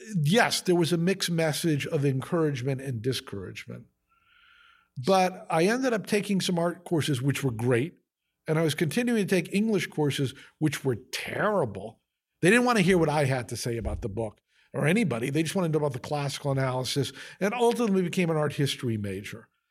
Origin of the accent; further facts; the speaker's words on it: Fairfield, Connecticut, United States; When I grew up in Fairfield, Connecticut